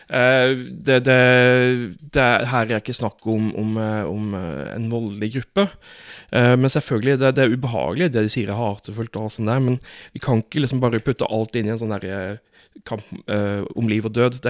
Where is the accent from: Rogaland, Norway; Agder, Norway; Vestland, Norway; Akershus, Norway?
Agder, Norway; Fevik; Jeg, husker, altså, jeg kommer jo fra Fevik